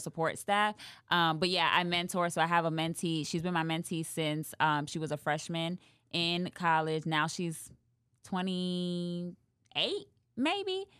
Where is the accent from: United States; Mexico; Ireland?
United States; New York City, New York; moved away as an adult; now in Dallas, United States; growing up in the Bronx and growing up poor